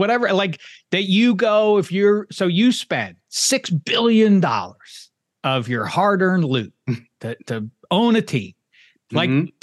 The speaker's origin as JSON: {"language": "English", "town": "Pittsburgh", "region": "Pennsylvania", "country": "United States", "said": "when I say we, I speak of the citizenry of the banks of the Three Rivers"}